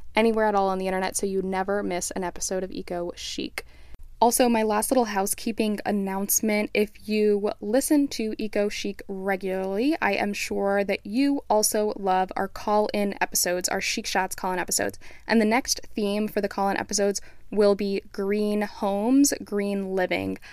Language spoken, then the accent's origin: English; South Florida, United States; moved away; also born or lived in Flagstaff, Arizona; growing up in South Florida